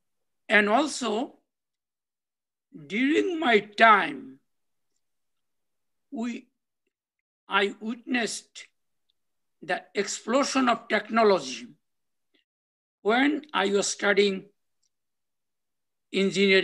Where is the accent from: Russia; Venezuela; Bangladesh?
Bangladesh; moved away as an adult; also born or lived in Australia / Canada; now in United States; I'm originally from Bangladesh, and I lived in the village for about 16 and a half years. I was also born in the village